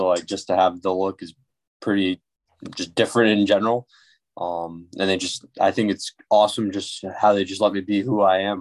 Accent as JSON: {"language": "English", "town": "Putnam", "region": "Connecticut", "country": "United States", "tie": "born or raised there", "said": "I grew up in Putnam, Connecticut"}